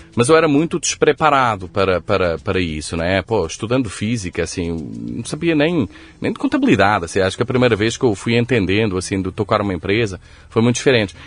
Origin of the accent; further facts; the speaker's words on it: Coimbra, Centro, Portugal; accent: Coimbra; moved away as an adult; also born or lived in Lisbon / Rio de Janeiro; now in São Paulo, Brazil; Nasci em Coimbra. Nasci, cresci, estudei em Coimbra.